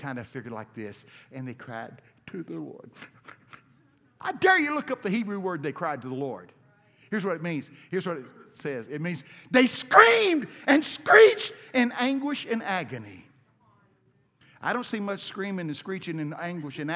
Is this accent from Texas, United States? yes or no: yes; Brownsboro, Texas, United States; I'm from Texas, and I went to school in Brownsboro High School.